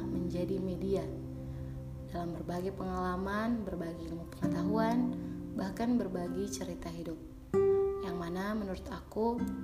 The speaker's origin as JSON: {"language": "Indonesian", "town": "Namlea", "region": "Maluku", "country": "Indonesia", "said": "aku berasal dari Kota Namlea, Kabupaten Buru, Provinsi Maluku"}